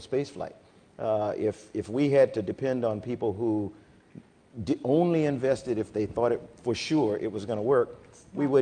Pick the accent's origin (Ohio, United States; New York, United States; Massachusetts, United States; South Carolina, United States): South Carolina, United States; I come from South Carolina